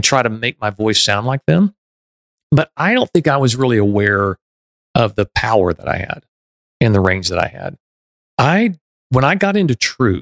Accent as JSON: {"language": "English", "town": "Waco", "region": "Texas", "country": "United States", "tie": "born or raised there", "said": "I was a big fish in a small pond growing up in Waco, Texas"}